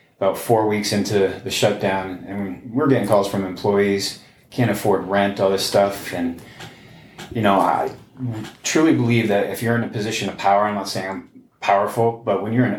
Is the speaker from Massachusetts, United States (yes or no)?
yes; Chicopee, Massachusetts, United States; my hometown in Chicopee, Massachusetts